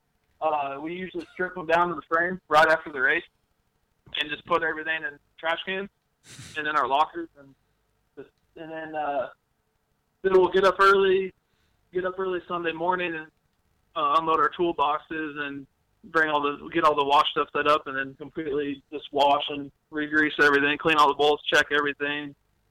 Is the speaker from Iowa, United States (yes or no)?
yes; Iowa, United States; moved away as an adult; now in Texas, United States; I'm from Iowa.